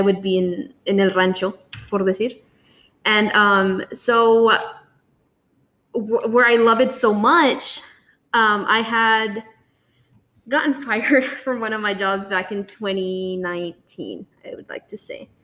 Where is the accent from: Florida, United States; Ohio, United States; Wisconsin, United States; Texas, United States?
Texas, United States; Somerset; I'm from Somerset